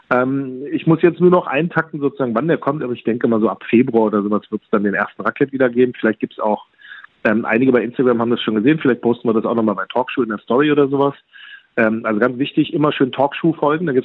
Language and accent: German; Berlin, Germany; born there; ich bin ja in Berlin geboren, aber meine Eltern kommen aus der Stadt Erzurum